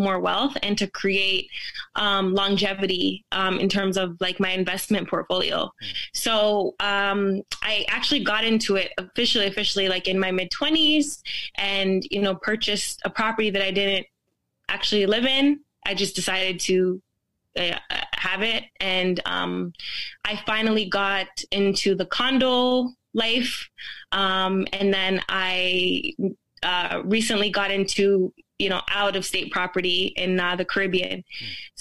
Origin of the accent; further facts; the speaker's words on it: Toronto, Ontario, Canada; also born or lived in Jamaica / Brampton; I grew up in a city called, a place in Toronto called Rexdale.